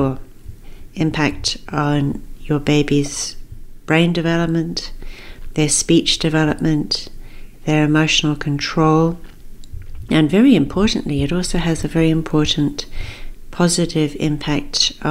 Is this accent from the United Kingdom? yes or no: no; Zambia; moved away; I actually grew up in Africa. I was born in Zambia.